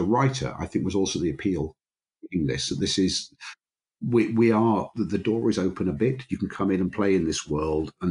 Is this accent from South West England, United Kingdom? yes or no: no; Grimsby, Yorkshire and the Humber, United Kingdom; I grew up in Grimsby, which is on the north Midlands, east coast of England.